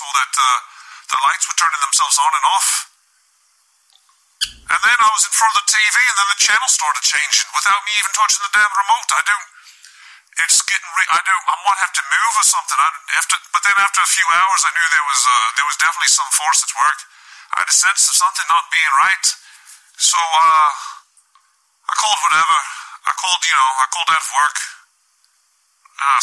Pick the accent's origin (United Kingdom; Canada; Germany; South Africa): United Kingdom; I come from United Kingdom